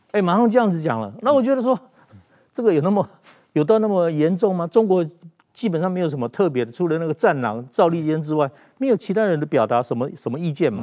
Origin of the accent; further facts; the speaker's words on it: Taiwan; 我在政大跟师大